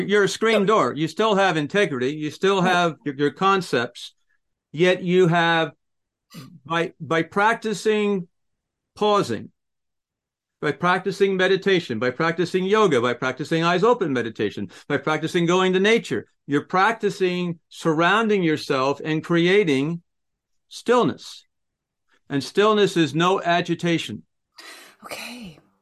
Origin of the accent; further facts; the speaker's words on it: United States; I'm I'm an American